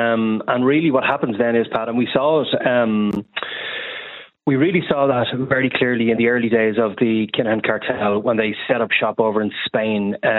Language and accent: English; Ireland; we as Irish people